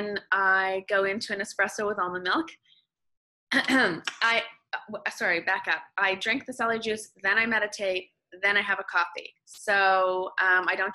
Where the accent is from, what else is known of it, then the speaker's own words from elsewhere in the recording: Canada; moved away as an adult; now in Los Angeles, United States; I'm Canadian, living in the States.